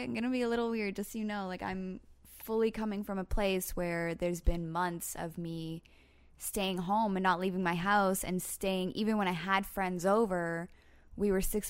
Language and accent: English; Canada; During COVID, as a Canadian, like at the very beginning of COVID